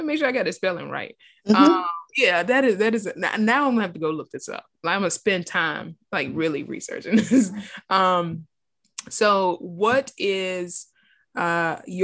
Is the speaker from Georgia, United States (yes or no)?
yes; Savannah, Georgia, United States; we're from Savannah